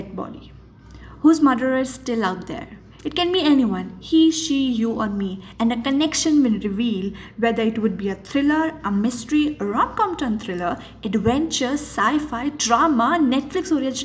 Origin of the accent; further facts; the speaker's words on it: Jaipur, Rajasthan, India; I'm from Gulabi Nagar, Jaipur